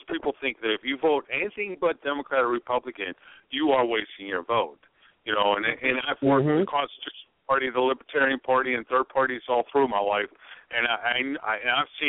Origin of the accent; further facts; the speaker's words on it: Florida, United States; I'm from Florida